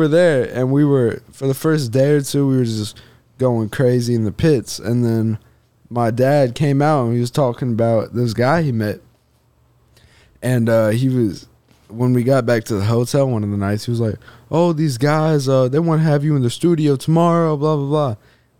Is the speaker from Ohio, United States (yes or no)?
no; Indiana, United States; It's because I'm from Indiana.